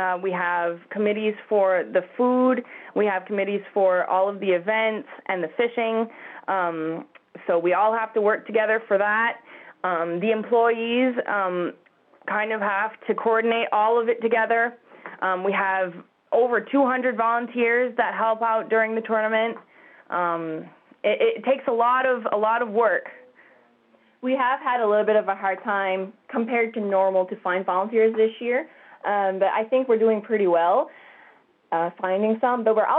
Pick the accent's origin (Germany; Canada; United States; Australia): Canada; Wedgeport, Nova Scotia; Well, as Callie mentioned, I grew up in Wedgeport, and I grew up coming to the festival and watching the big tuna being weighed